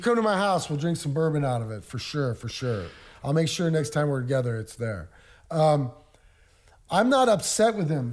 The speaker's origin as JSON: {"language": "English", "town": "Des Moines", "region": "Iowa", "country": "United States", "tie": "born or raised there", "said": "I was born and raised in Des Moines, Iowa. I still currently reside there"}